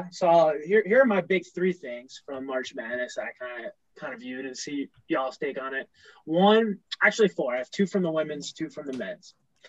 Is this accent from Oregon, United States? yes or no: no; Hicksville, New York, United States; moved away as an adult; now in Providence, United States; We all grew up in Hicksville, New York specifically